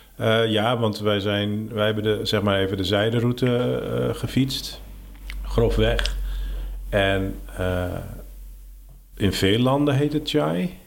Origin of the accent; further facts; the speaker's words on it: West Friesland, North Holland, Netherlands; ik kom uit West-Friesland